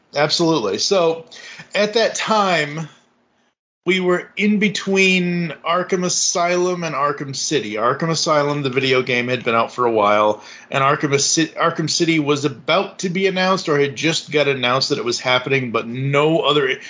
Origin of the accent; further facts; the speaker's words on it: Kingston, Massachusetts, United States; moved away; I'm originally from Kingston, Massachusetts, which is an hour and a half south of Boston